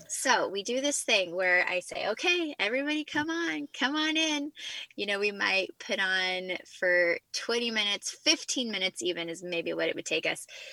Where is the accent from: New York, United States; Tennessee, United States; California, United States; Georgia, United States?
California, United States; Central; moved away as an adult; now in South Carolina, United States; born and raised in Central California